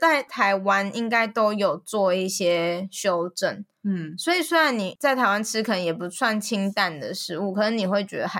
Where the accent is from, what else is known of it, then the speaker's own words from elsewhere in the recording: Malaysia; 就是我们是马来西亚人，哦、所以我们的语言就是马来语，就算我是华人。我的母语可能是什么广东话、华语